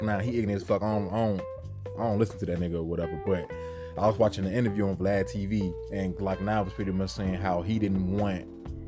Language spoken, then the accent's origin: English; the North, United States; I'm from the North